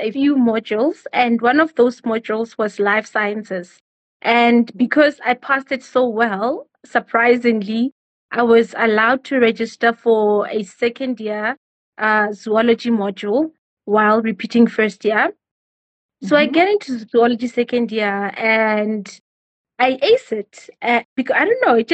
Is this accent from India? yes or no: no; Boksburg and Benoni, Gauteng, South Africa; also born or lived in Bolobedu, Limpopo; I was raised between Boksburg and Benoni.